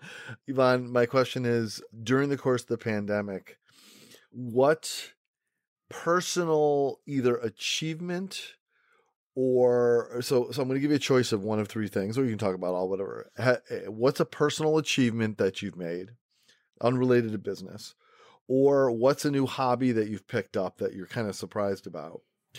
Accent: Rochester, New York, United States; I'm originally from Rochester, New York, and we have a saying in Rochester that's probably true in other places.

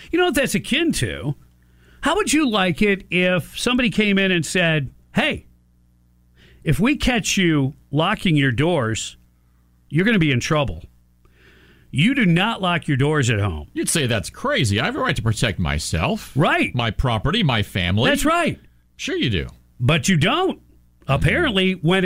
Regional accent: Morocco; Well, I'm from Morocco. Well, how'd you end up here? Somebody offered me a ticket.

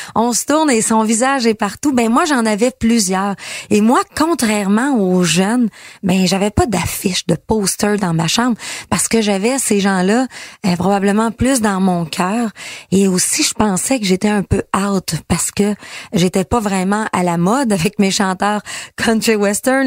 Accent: Quebec, Canada; quand j'étais petite, moi, au Saguenay-Lac-Saint-Jean, devant ma télé

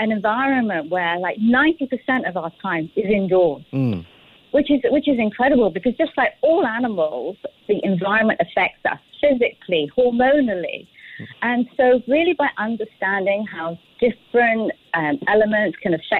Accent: United Kingdom; moved away as an adult; now in Singapore; I'm Singaporean now, but I originally came from the UK

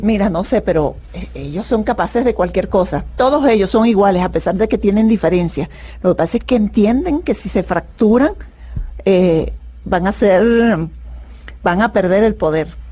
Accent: Venezuela; mi país

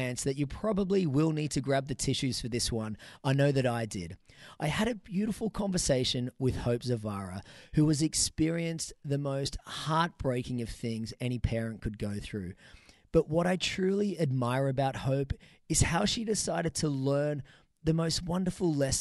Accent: Newcastle, New South Wales, Australia; here in my hometown of Newcastle

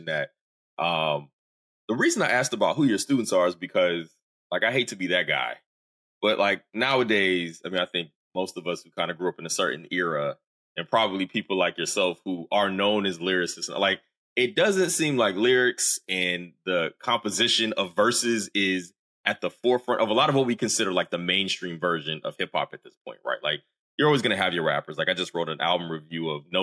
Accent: the South, United States; I'm a Southerner.

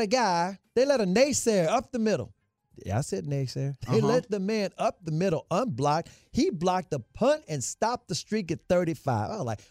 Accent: Memphis, Tennessee, United States; I'm from Memphis, but I ain't feeling that bad for them.

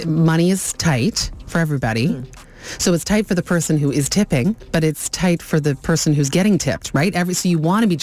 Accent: Canada

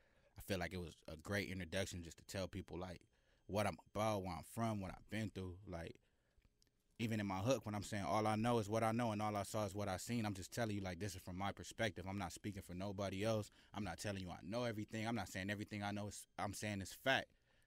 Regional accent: Carson, California, United States; I'm from Carson, California.

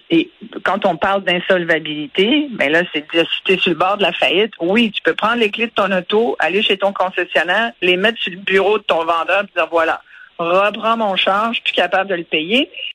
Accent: Canada; on est aussi des Canadiens

